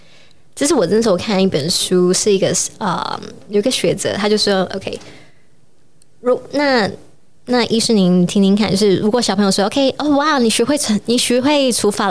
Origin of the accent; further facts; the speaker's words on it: Taiwan; 我其实就是土生土长大的台湾的孩子，